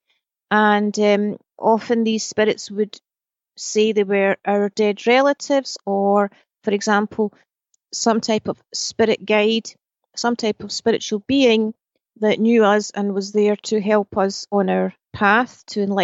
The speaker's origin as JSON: {"language": "English", "region": "Scotland", "country": "United Kingdom", "tie": "born or raised there", "said": "I was raised in Scotland."}